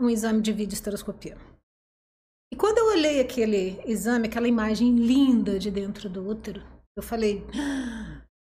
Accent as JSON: {"language": "Portuguese", "town": "Barra Mansa", "region": "Rio de Janeiro", "country": "Brazil", "lives_now": "Volta Redonda, Brazil", "said": "Na verdade, eu sou de Barra Mansa, mas eu vim para Volta Redonda"}